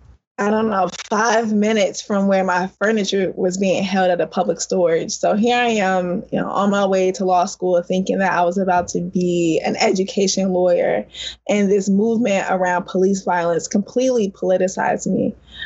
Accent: St. Louis, Missouri, United States; I'm originally from St. Louis, born and raised.

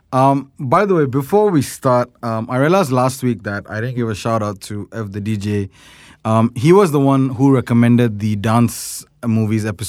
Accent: India; I'm Indian

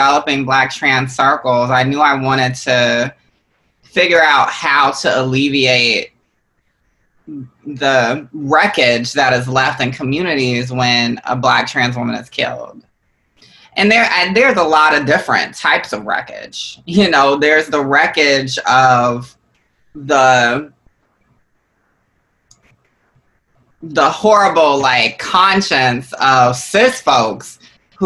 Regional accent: Georgia, United States; I'm not from New Orleans. I'm not from Louisiana. I'm from Georgia. I'm a Southern woman

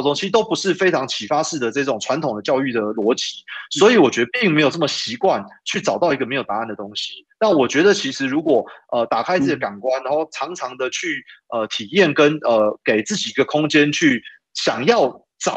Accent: Taipei, Taiwan; 我又因为从小在台北长大，

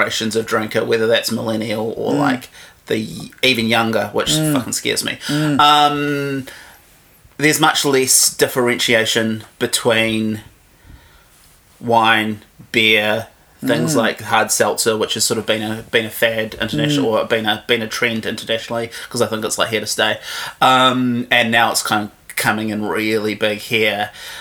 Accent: Havelock North, Hawke's Bay, New Zealand; moved away as an adult; now in Wellington, New Zealand; I grew up in Hawke's Bay, basically lived there till I was 18, and then came to Wellington to go to university.

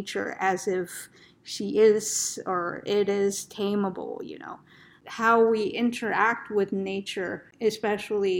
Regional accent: Northeast, United States; moved away; also born or lived in Arizona; I'm from the Northeast originally

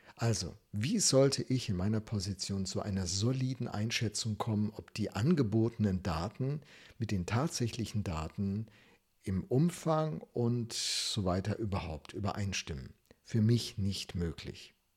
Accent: Germany; als Deutsche

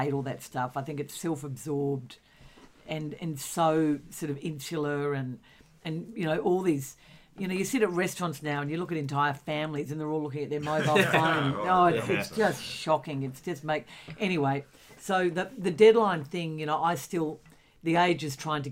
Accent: Australia; an Australian who just am so ashamed that we don't have marriage equality in this country.

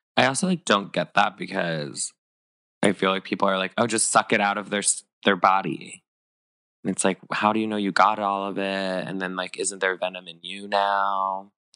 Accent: Northern California, United States; me growing up in Northern California

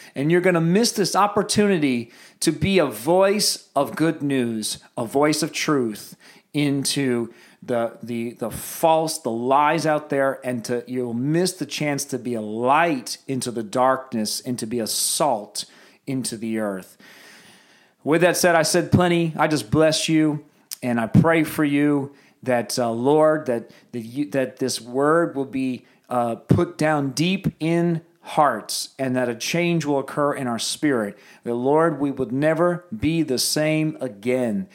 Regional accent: United States; I am so American

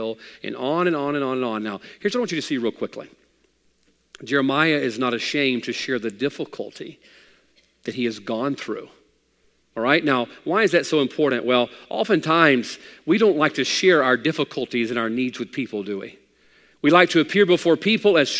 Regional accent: United States; I'm an American male

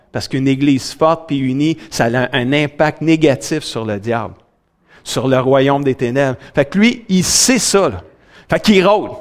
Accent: Saint-Hyacinthe, Quebec, Canada; also born or lived in Grand Falls, New Brunswick / Sainte-Julie; Saint-Hyacinthe. C'est ma ville natale où ce que je suis né.

